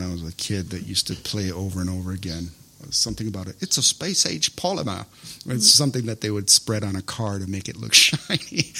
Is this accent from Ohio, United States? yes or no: no; Minnesota, United States; moved away; also born or lived in Taiwan; I'm from Minnesota, and we had a large influx of Southeast Asian refugees in the 80s.